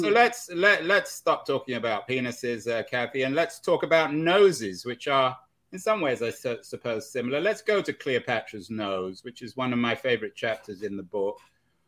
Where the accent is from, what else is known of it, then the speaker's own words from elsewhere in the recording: England, United Kingdom; I'm English